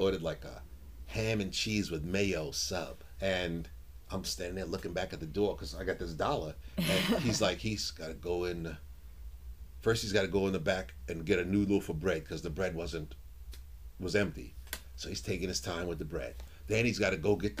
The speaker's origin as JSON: {"language": "English", "town": "New York City", "region": "New York", "country": "United States", "tie": "born or raised there", "said": "I grew up in Harlem"}